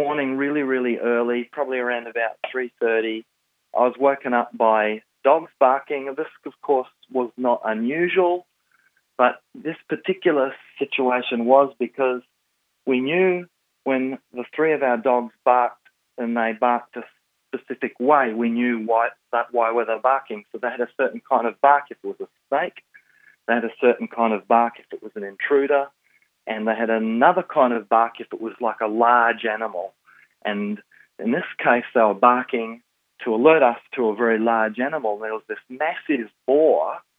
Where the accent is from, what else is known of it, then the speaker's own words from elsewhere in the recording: Kalimantan, Indonesia; Well, I was born and bred in Borneo, which is the largest island in Indonesia, and now most people call it Kalimantan. My parents were missionaries amongst the Dayak people who were the headhunters.